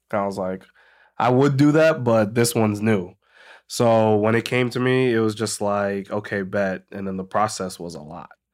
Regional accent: Medway, Massachusetts, United States; moved away as an adult; also born or lived in Boston; grew up in Medway, Massachusetts.

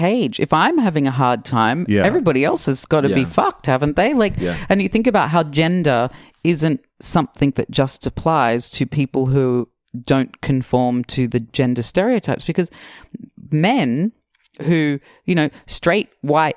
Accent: Australia; growing up in Australia

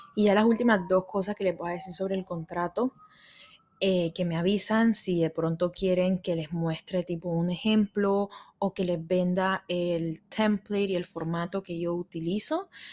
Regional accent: Barranquilla, Atlántico, Colombia; moved away; donde yo vivía, donde yo crecí, en Barranquilla, en Colombia

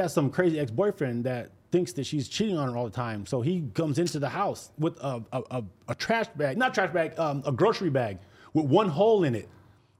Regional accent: Salinas, California, United States; I grew up in Salinas

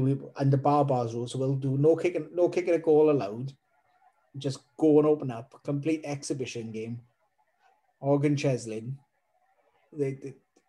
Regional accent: Welsh, Wales, United Kingdom; being Welsh

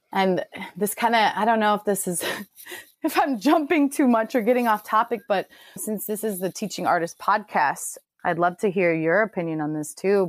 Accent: Chicago, Illinois, United States; now in San Diego, United States; I'm currently in San Diego and I'm from Chicago

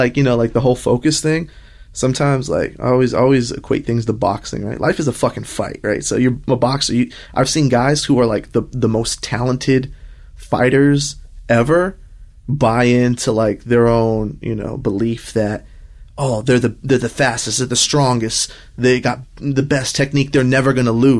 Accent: Los Angeles, California, United States; also born or lived in Riverside County, California; Riverside County, because I was born in East Los Angeles

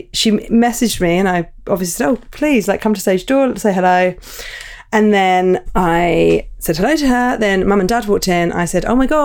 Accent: Portsmouth, South East England, United Kingdom; born or raised there; moved away

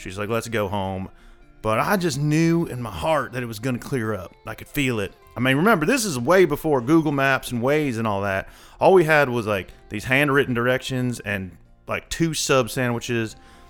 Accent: Texas, United States; also born or lived in Georgia; So I was raised in the South. You know, my mom and dad had split up when I was pretty young. I was 4. And we went to live out with my mom in Texas. So I'm a Texas boy.

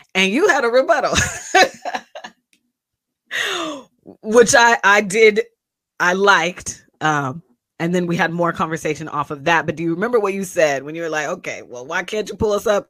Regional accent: Kent, Washington, United States; I'm from Kent, Washington, Seattle, especially when I was in Howard because y'all didn't know what Kent was. But I'm a, I'm I'm a suburban kid

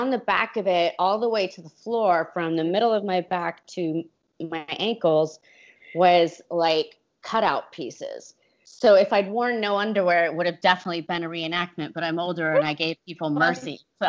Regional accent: California, United States; nah, I can handle this, I'm from California, oh my God

